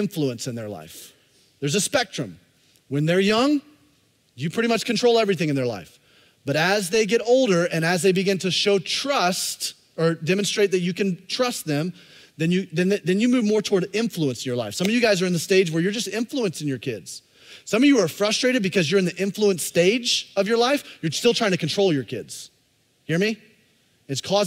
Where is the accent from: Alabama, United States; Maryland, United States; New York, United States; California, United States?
Alabama, United States; I grew up in Alabama